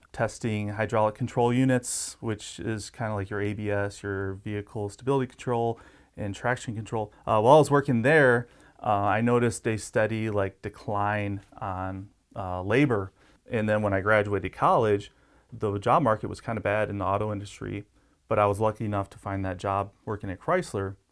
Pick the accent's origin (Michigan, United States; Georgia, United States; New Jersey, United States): Michigan, United States; Detroit; moved away as an adult; now in Yuma, United States; I grew up in the Motor City